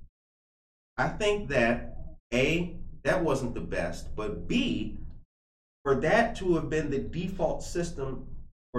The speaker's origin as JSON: {"language": "English", "town": "Naperville", "region": "Illinois", "country": "United States", "moved": "as an adult", "said": "I'm actually from here. I've just been gone a long time"}